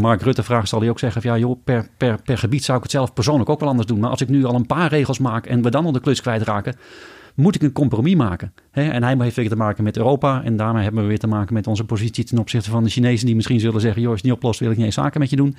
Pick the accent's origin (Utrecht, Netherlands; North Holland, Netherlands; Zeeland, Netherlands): North Holland, Netherlands; Amsterdam; moved away as an adult; now in North Brabant, Netherlands